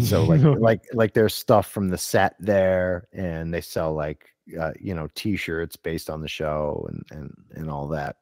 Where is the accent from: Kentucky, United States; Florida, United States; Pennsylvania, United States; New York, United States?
Pennsylvania, United States; Scranton; I'm from the Scranton area